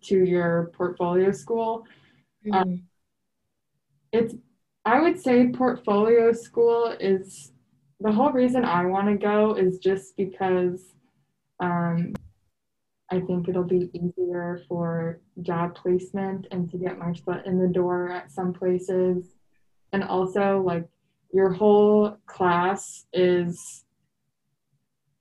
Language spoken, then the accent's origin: English; Elgin, Illinois, United States; moved away as an adult; also born or lived in Kentucky; I am from Elgin, which is about an hour west of Chicago